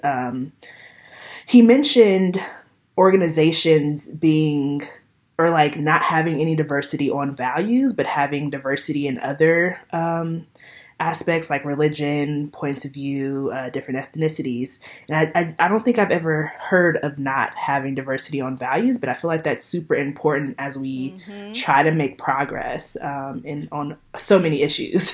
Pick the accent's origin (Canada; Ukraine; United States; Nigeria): United States; Los Angeles, California; moved away; I grew up in Los Angeles. I haven't lived there for a while now